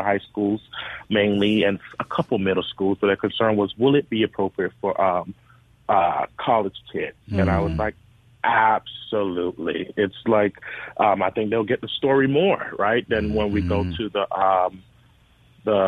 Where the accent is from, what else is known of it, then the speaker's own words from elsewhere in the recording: U.S. Virgin Islands; moved away as an adult; now in Mississippi, United States; I'm from St. Thomas, the Virgin Islands, and I came here to Mississippi back in 2017-18